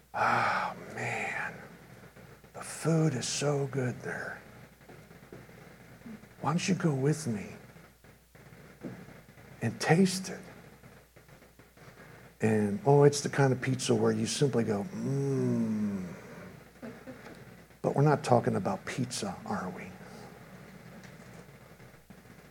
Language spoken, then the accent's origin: English; Chicago, Illinois, United States; moved away; I'm from Chicago